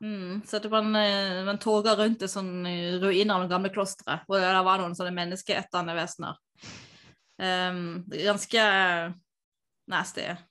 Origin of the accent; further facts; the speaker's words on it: Tveit, Agder, Norway; der jeg er fra